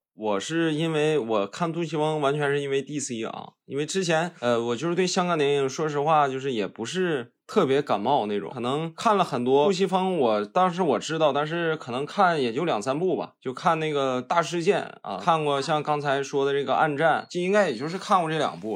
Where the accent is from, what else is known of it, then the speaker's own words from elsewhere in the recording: Northeast China, China; also born or lived in Chongqing; 我们东北这边小的时候，孩子们经常玩儿一些，比如说比较暴，暴力的那种游戏